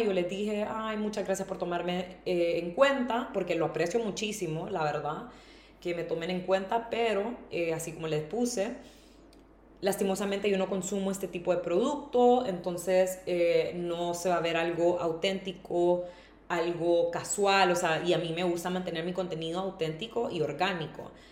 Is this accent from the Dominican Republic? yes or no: no; Honduras; moved away as an adult; also born or lived in Tegucigalpa; now in Madrid, Spain; irme de Honduras